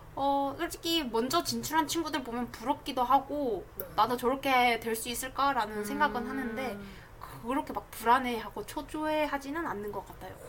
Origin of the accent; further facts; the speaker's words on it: South Gyeongsang, South Korea; moved away; 저는 본가가 경남이니까